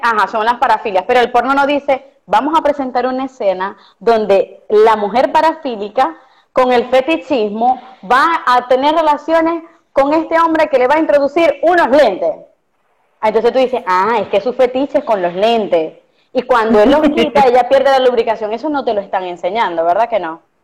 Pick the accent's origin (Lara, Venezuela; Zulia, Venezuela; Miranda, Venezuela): Zulia, Venezuela; Costa Oriental del Lago; now in Maracaibo, Venezuela; Yo soy de la Costa Oriental del Lago este, y crecí de verdad como éramos los niños antes